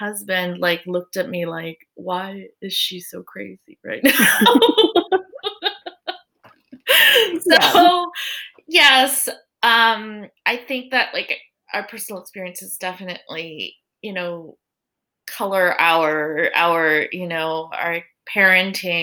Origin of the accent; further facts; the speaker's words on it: United States; as Korean American parents